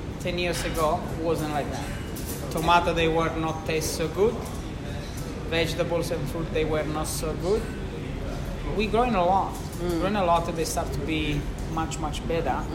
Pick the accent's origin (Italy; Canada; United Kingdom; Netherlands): Italy; moved away; I'm lucky to be Italian.